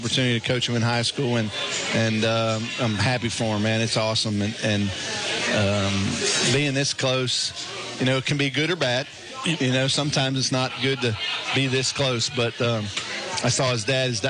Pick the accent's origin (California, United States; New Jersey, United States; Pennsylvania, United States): Pennsylvania, United States; Altoona; moved away; he played for State College High, and I'm from Altoona, and that's one of our rivals